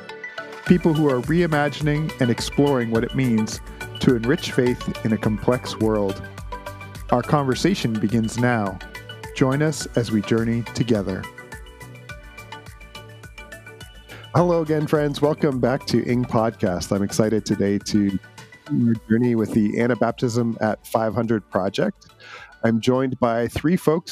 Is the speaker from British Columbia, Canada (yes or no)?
no; Southern Ontario, Canada; I grew up in that part of Southern Ontario